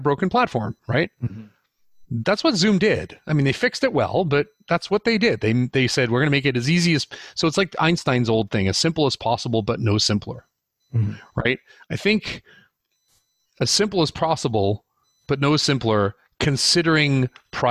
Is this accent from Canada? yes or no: yes; Canada; also born or lived in United States; I'm Canadian